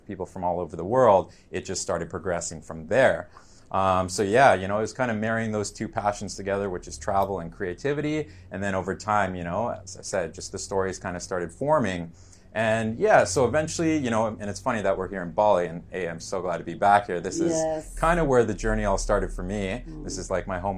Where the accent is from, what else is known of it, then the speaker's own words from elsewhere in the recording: Vancouver, British Columbia, Canada; I'm from Vancouver, BC, Canada, 31 years old